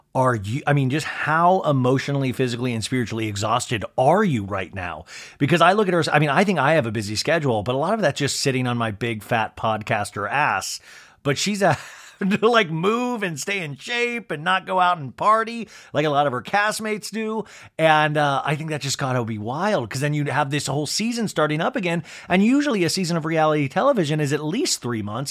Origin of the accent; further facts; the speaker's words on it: Kansas, United States; when I was a kid growing up in Kansas